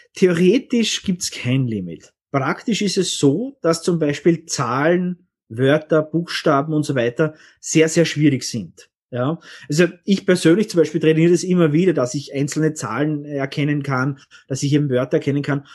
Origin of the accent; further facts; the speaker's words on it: Austria; bei uns in Österreich